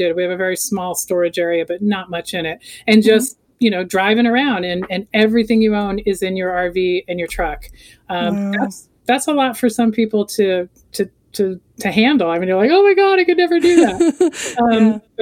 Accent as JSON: {"language": "English", "region": "Florida", "country": "United States", "tie": "born or raised there", "also_born_or_lived": "Colorado", "moved": "as an adult", "said": "I grew up in Florida, moved to Colorado in 95"}